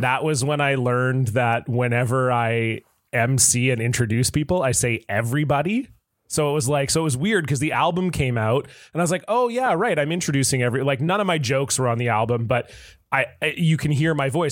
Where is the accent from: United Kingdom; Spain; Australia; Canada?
Canada; Southern Ontario; I grew up in Southern Ontario where hockey is king